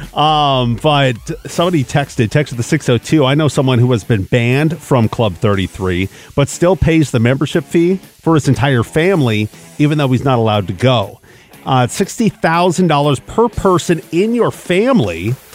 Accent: Seattle, Washington, United States; there's a couple of houses I grew up in in Seattle

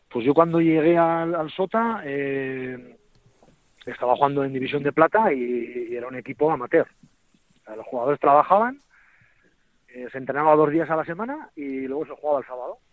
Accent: an hour from Pamplona, a village in the Navarre Pyrenees, Spain; soy de Chavalía, un pueblito que está a una hora de Pamplona y en el Pirineo

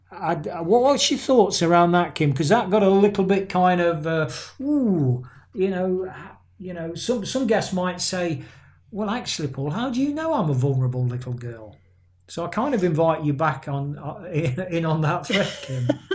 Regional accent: England, United Kingdom; there's some Irish kind of descent in my family, but I'm an English guy

